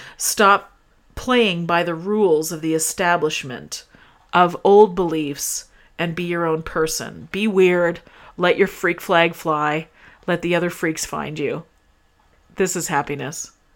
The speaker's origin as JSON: {"language": "English", "country": "Canada", "said": "I'm Canadian"}